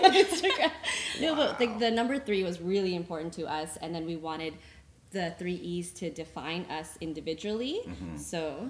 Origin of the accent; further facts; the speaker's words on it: Canada; we're Filipino, Canadian